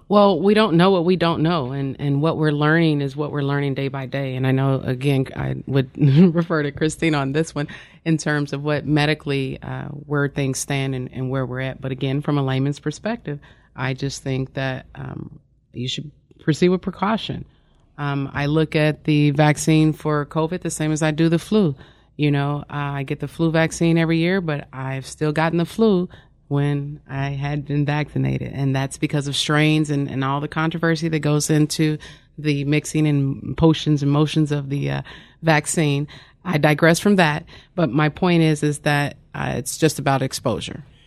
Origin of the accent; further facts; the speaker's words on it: Wyandotte County, Kansas, United States; I'm originally from Wyandotte County, Kansas